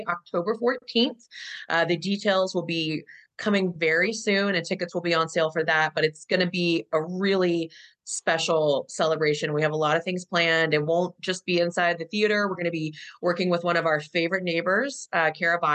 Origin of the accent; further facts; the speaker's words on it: Virginia, United States; moved away as an adult; also born or lived in New York; I'm from Virginia originally, but immediately before the theater, I was in New York for 11 years